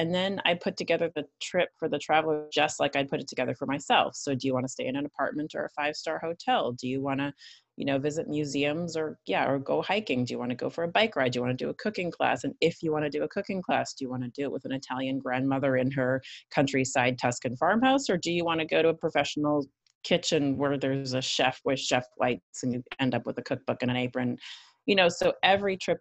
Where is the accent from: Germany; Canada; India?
Canada; Northern Canada; moved away as an adult; also born or lived in Italy / Stockholm / Milan; So I guess I'm originally Canadian. I grew up in Northern Canada, and then I left home